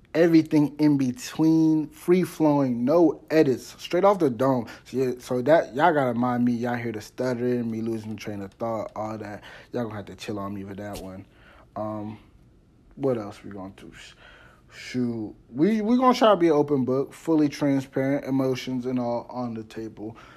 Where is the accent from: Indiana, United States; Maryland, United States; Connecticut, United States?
Maryland, United States; Washington D.C. metropolitan area; also born or lived in Cape Girardeau, Missouri; I'm from Maryland. specifically the Washington, D C metropolitan area